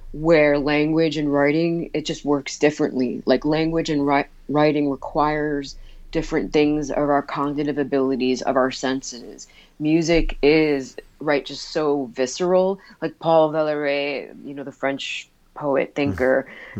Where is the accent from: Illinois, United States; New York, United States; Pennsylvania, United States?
New York, United States; East Meadow; I grew up on Long Island, um, uh, in East Meadow